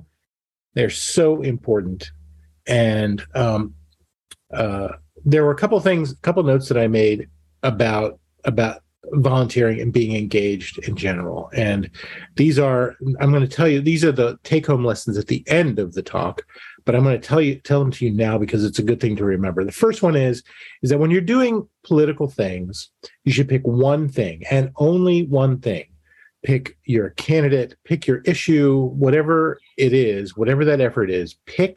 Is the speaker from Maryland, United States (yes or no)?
yes; Montgomery County, Maryland, United States; moved away as an adult; also born or lived in Washington, D.C.; now in Anchorage, United States; I was born in Washington, D.C., lived in that area for 25 years, grew up in Montgomery County, Maryland